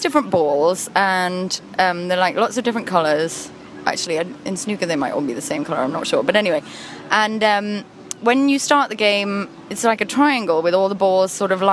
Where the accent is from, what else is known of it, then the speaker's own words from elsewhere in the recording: United Kingdom; I'm British